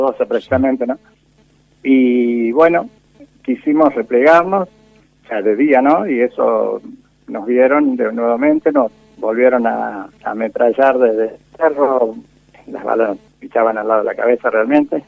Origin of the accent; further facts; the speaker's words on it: rural southeast Córdoba, Argentina; also born or lived in Calchaquí, Santa Fe; now in Justiniano Posse, Argentina; nos vinimos para la zona rural en sudeste de Córdoba. Y fui creciendo en zonas rurales